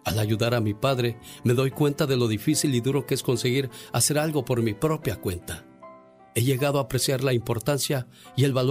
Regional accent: Tamazula, Jalisco, Mexico; moved away; Un día salí de Tamazula, Jalisco.

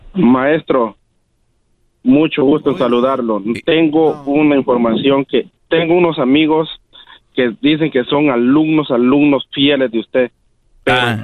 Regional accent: Quiriguá, Izabal, Guatemala; Yo soy de Quiriguá, las ruinas de Quiriguá y Zabal ah, Guatemala

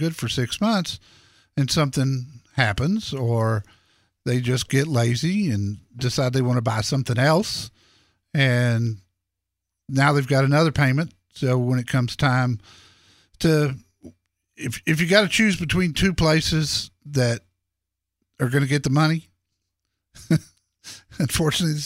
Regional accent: Dallas, Texas, United States; the neighborhood I grew up in Dallas

